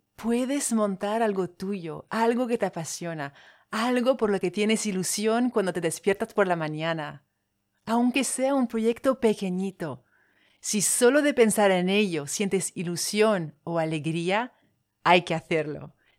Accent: French Polynesia; Spanish is a second language; moved away; Soy de Tahití, de ahí el acento. Tahití está en Polinesia francesa

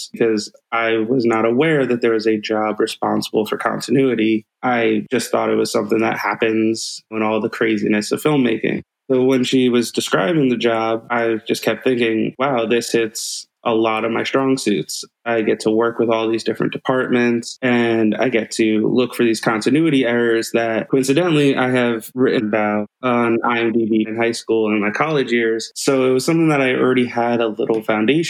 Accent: New Jersey, United States; now in California, United States; I'm from New Jersey

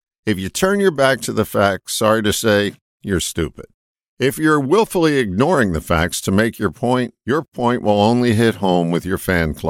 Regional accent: Pennsylvania, United States; I've lived in 8 states and have visited 43. I grew up in Pennsylvania and have heard the following phrase countless times.

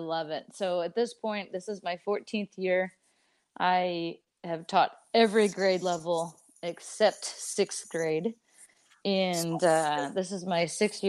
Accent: Dallas, Texas, United States; also born or lived in Columbus, Ohio / Monroe, Louisiana; I was born in Columbus. You know, I'm a Midwest girl at heart, but soon came down to Dallas. I grew up in Dallas

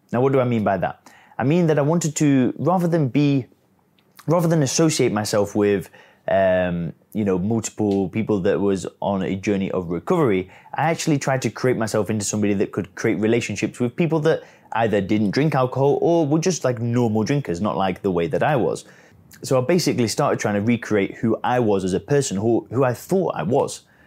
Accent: England, United Kingdom; now in Chiang Mai, Thailand; I live out here in Chiang Mai. I'm origi-, I'm originally from England

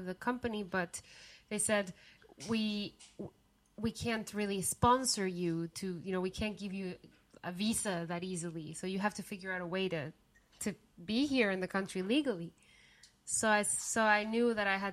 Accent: Guatemala; now in United States; I was born and raised in Guatemala

